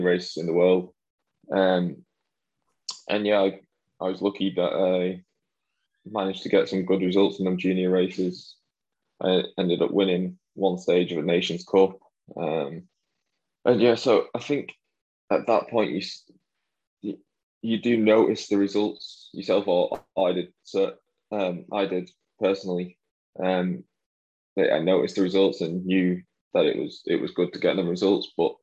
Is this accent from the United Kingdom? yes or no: yes; Wigan, North West England, United Kingdom; also born or lived in Wilmslow; where I grew up in Wigan